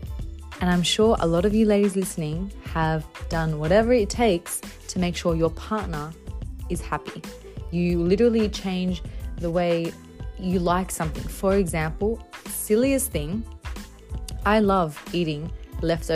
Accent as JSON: {"language": "English", "town": "Bankstown", "region": "New South Wales", "country": "Australia", "tie": "born or raised there", "said": "I grew up in Bankstown. I was there for a few years"}